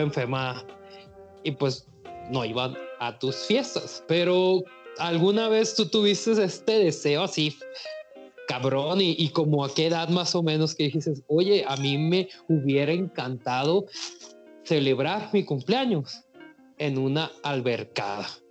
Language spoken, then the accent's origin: Spanish; Mazatlán, Sinaloa, Mexico; Yo soy de Mazatlán